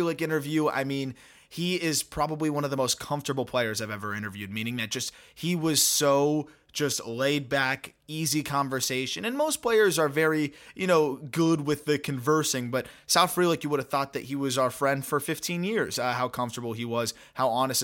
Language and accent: English; South Florida, United States; I grew up in South Florida.